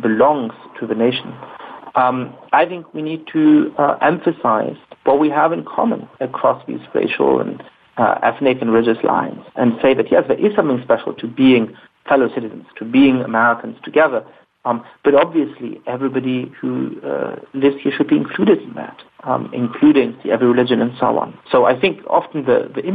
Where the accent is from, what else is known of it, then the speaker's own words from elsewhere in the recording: Germany; I grew up in Germany